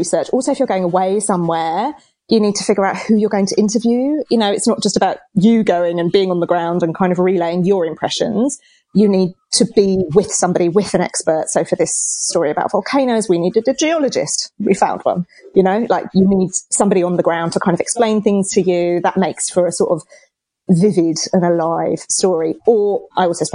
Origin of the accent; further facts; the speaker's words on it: England, United Kingdom; now in Australia; I'm English